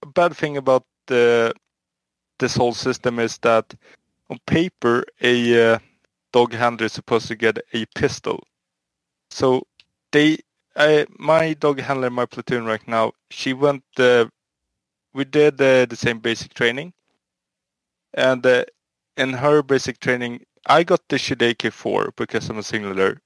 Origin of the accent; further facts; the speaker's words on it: Sweden; I'm from Sweden.